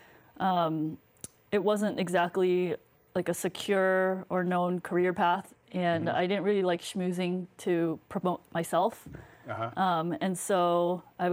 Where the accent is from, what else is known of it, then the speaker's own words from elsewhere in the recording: near Boston, New England, United States; I grew up in New England.